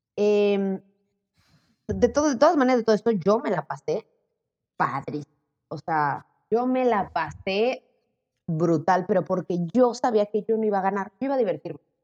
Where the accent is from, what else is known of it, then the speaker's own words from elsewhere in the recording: Puebla, Mexico; accent: Mexican; moved away as an adult; also born or lived in Zacatecas, Mexico / Playa del Carmen, Mexico; now in Valencia, Spain; yo como crecí ahora sí con, pues, mexicanos toda la vida, pues yo pensaba que yo era mexicana, yo no tenía acento